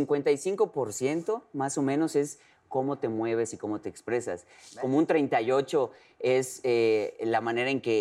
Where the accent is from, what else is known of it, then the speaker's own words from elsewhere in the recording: Yucatán, Mexico; como yucateco